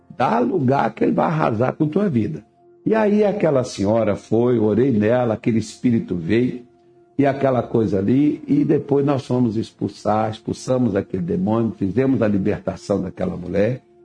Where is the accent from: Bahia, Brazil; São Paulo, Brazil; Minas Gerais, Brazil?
Minas Gerais, Brazil; now in Mato Grosso, Brazil; eu sou mineiro